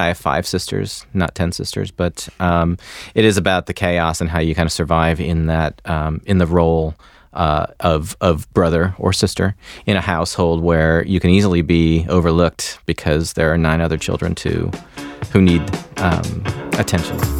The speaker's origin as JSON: {"language": "English", "region": "Michigan", "country": "United States", "moved": "yes", "said": "I'm from Michigan"}